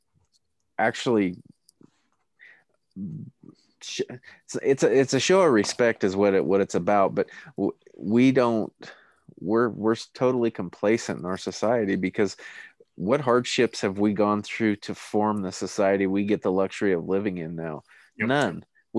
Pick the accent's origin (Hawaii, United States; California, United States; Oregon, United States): Oregon, United States; Helix; I grew up in a little town of Helix, Oregon